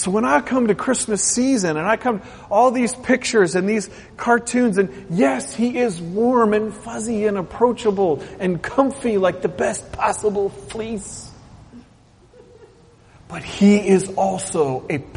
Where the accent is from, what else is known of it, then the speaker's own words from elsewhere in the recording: Portland, Oregon, United States; moved away; I grew up in Portland, Oregon, a town where there were plenty of pastors that said, God will never visit that city